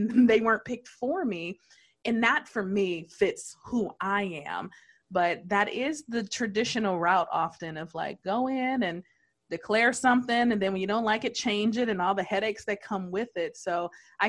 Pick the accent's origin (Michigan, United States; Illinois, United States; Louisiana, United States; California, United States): Michigan, United States; Detroit; born and raised in Detroit